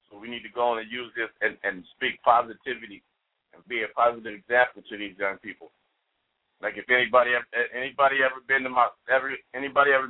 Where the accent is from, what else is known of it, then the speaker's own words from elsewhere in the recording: Chicago, Illinois, United States; I'm originally from Chicago and I grew up in the gang. I grew up in the in the in the, in the hood, and Robert Taylor Homes and Stateway Gardens